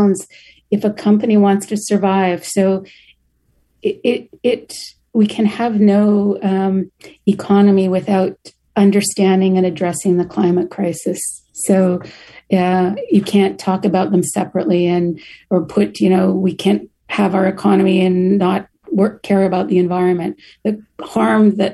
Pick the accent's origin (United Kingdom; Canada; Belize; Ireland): Canada; moved away; I'm originally from Canada